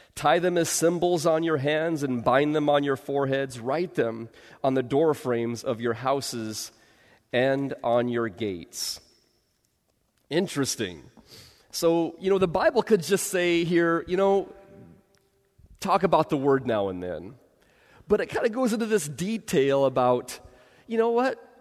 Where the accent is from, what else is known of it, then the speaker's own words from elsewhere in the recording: Bay Area, California, United States; I grew up in the Bay Area